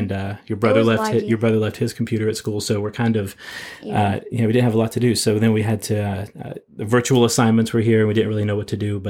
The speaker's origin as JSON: {"language": "English", "region": "West Virginia", "country": "United States", "lives_now": "Kansas City, United States", "said": "So speaking of sledding, here in the Midwest, we're from West Virginia, this toboggan is what we put on our heads. But I find out when we move to Kansas City, a toboggan is a sled."}